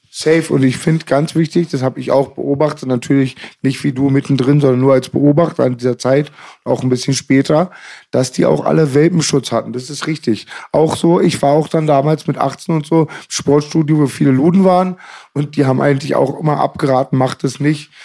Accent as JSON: {"language": "German", "region": "Berlin", "country": "Germany", "tie": "born or raised there", "said": "Ich bin in Friedenau aufgewachsen, im bürgerlichen Teil von Schöneberg"}